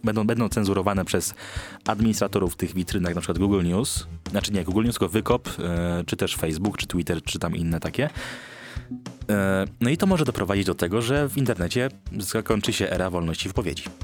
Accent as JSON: {"language": "Polish", "town": "Poznań", "region": "Greater Poland", "country": "Poland", "said": "jestem z Poznania"}